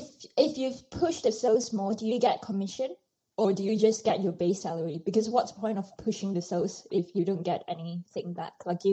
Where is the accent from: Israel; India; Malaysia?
Malaysia; now in United Kingdom; I'm from Malaysia